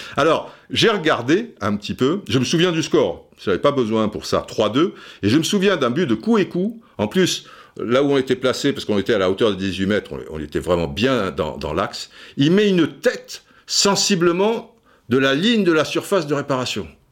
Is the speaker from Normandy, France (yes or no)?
no; Cannes, Provence-Alpes-Côte d'Azur, France; also born or lived in Brazzaville, Republic of the Congo; le mec qui arrive de, Cannes